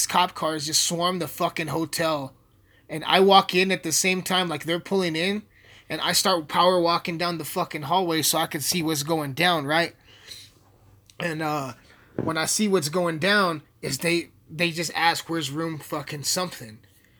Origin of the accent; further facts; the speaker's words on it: Alamosa, Colorado, United States; Alamosa sucks. My hometown sucks